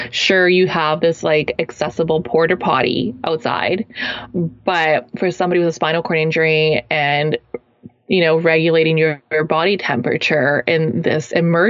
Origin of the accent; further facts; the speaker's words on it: Kelowna, British Columbia, Canada; moved away; my hometown, Kelowna, British Columbia, Canada here